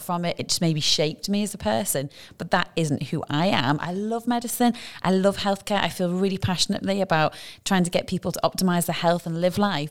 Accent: United Kingdom; now in Dubai, United Arab Emirates

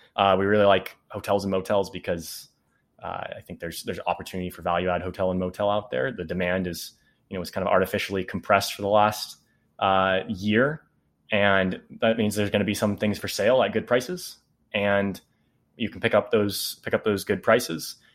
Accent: Bay Area, California, United States; we're from the Bay Area

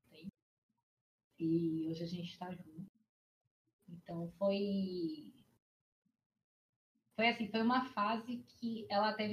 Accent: Salvador, Bahia, Brazil; also born or lived in Porto Seguro, Brazil; now in São Paulo, Brazil; Eu sou nascida em Salvador, criada uma parte em São Paulo, a outra parte em Salvador morei em Porto Seguro, voltei para Salvador

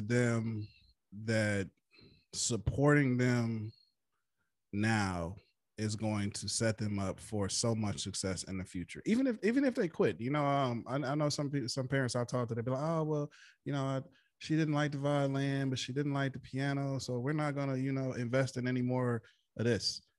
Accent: Flint, Michigan, United States; my hometown of Flint, Michigan

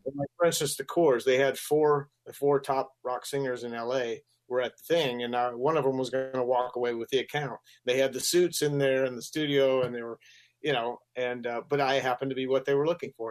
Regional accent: Gainesville, Florida, United States; moved away as an adult; also born or lived in Colorado; I ended up in Gainesville. That's where I lived most of my uh, school years, and uh, it's I consider it my hometown

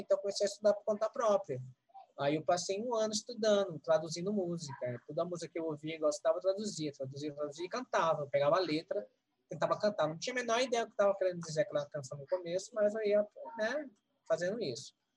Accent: Northeast Region, Brazil; moved away; also born or lived in São Paulo; eu vim do Nordeste

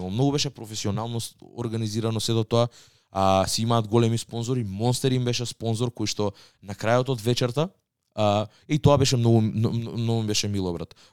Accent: Skopje, North Macedonia; тој ми кажа вика од кај си од Скопје и му викам од Скопје

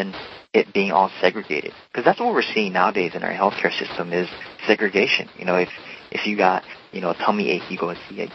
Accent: Hawaii, United States; moved away as an adult; also born or lived in Oregon; I was born and raised in Hawaii and grew up in the beautiful state, the 50th state, and I went to college in Oregon

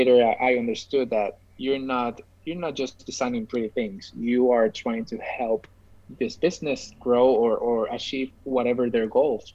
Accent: San Juan, Puerto Rico; I'm from Puerto Rico, as we already said. I'm specifically from San Juan, which is the capital of Puerto Rico

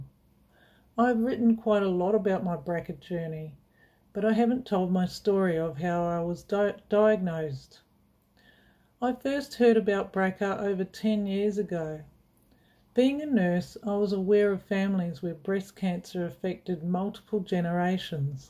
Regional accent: New Zealand; I grew up in New Zealand

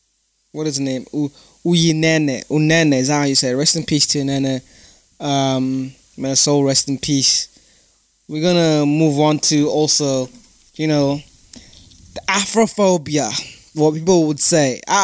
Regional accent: United Kingdom; So, you know, I'm a citizen of the United Kingdom. I'm British.

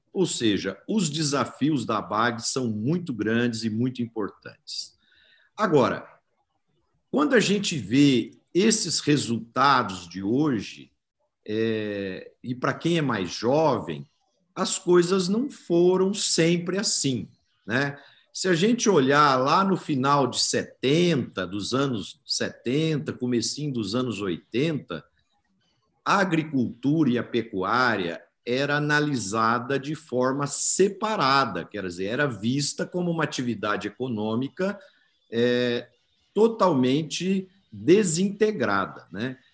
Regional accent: Brazil; todos nós somos brasileiros

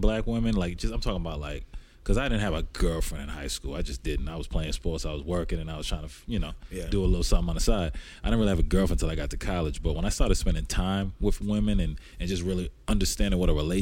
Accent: Rhode Island, United States; I grew up in Rhode Island, and it's real diverse.

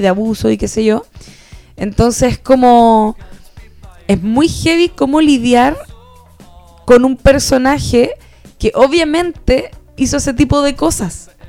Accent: Chile; nosotros que somos latinoamericanos, chilenos

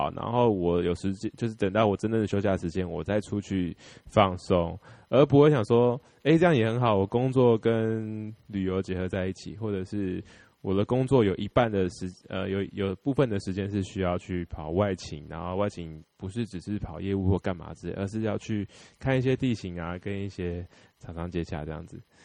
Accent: Taiwan; 我们台湾人

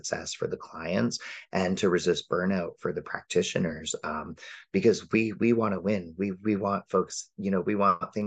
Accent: Windsor, Ontario, Canada; now in Vancouver Island, Canada; grew up close to you in Windsor, right across from the border. And as a Canadian

